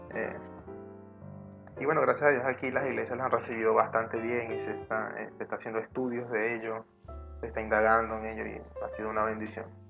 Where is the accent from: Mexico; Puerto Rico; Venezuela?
Venezuela; aquí en Venezuela, en mi país